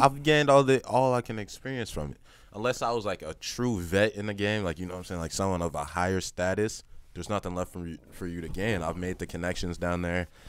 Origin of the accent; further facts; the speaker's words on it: Chicago, Illinois, United States; now in Kansas City, United States; I'm from Chicago